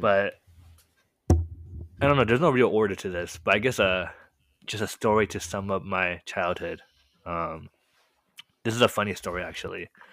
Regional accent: Marietta, California, United States; first language Korean; English is a second language; I was born and raised in a really small city

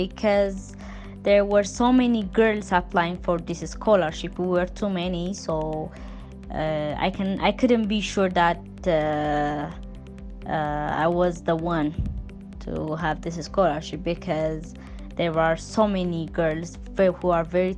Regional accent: Ethiopia; from Ethiopia

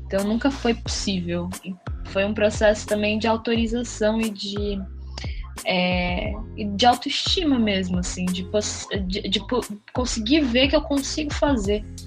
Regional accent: Santos, São Paulo, Brazil; moved away as an adult; now in São Paulo, Brazil; É, eu sou de Santos, mas há seis anos eu moro em São Paulo

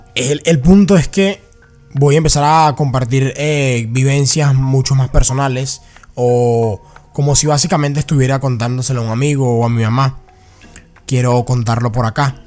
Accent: Venezuela; moved away; Yo viví en Venezuela, que me crié en Venezuela

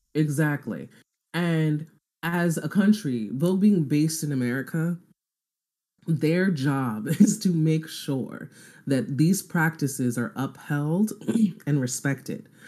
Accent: Nigeria; I'm Nigerian

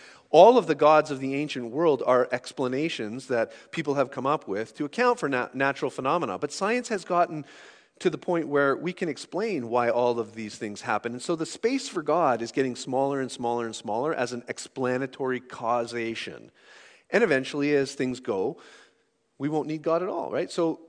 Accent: Sault Ste. Marie, Ontario, Canada; growing up in Sault Ste. Marie, if on Saturday night you tuned your radio station to 90.5 and it was cloudy, you could get a broadcast from a Christian station that would bounce across Lake Superior

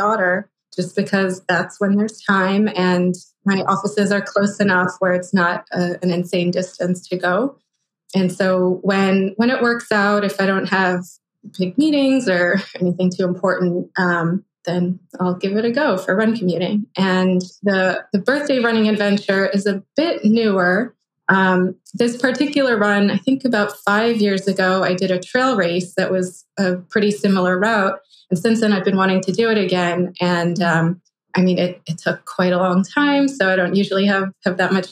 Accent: Philadelphia, Pennsylvania, United States; I went to a public high school where I grew up in Philadelphia

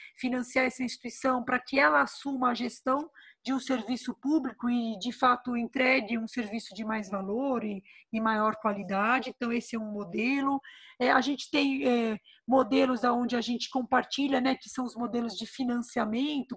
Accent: Brazil; nos une enquanto brasileiros

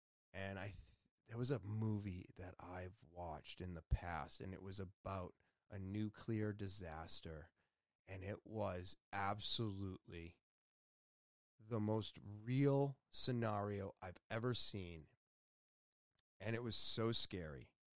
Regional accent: United States; I was born in America. But as I've gone over a bunch of times, I'm Scottish. I'm Irish. I'm Western European. I'm Norwegian.

